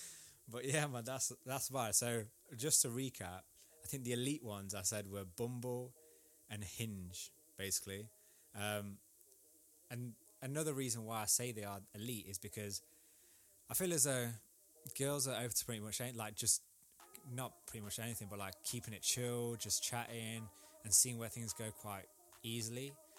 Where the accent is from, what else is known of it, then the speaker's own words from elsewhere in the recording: India; so I'm Indian. We have, like, for instance, like a caste system, which personally I don't agree with, but it is still there now.